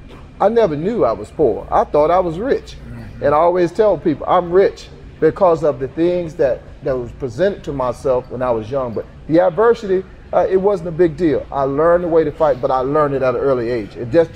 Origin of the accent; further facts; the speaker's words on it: Emporia, Virginia, United States; The good thing about growing up in Emporia, Virginia, there's not a lot of office jobs around here. So we grew up working hard.